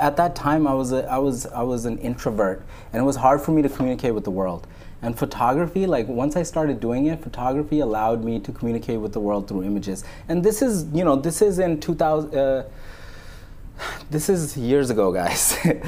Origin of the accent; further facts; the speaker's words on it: New York, United States; I grew up in New York in Coney Island. So I grew up like around Neptune Avenue. So it's a big Pakistani community there, and there's two masjids like in like a close radius.